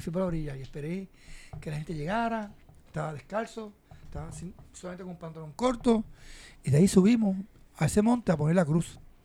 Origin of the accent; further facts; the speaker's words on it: Vieques, Puerto Rico; el respeto que nos ganamos como puertorriqueños, como viequenses